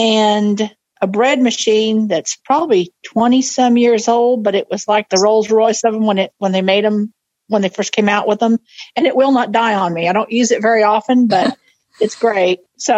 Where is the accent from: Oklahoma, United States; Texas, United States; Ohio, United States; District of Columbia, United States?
Oklahoma, United States; Hi, I'm from Oklahoma.